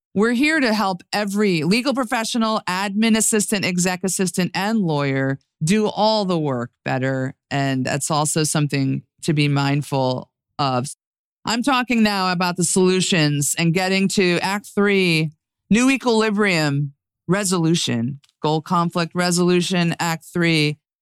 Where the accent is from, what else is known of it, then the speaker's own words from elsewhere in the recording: New York, United States; as a New Yorker